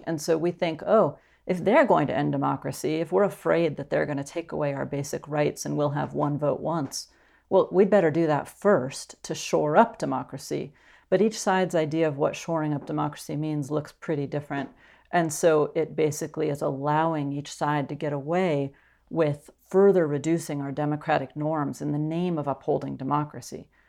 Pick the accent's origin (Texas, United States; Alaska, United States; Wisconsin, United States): Alaska, United States; I'm from Alaska, so it's a very conservative state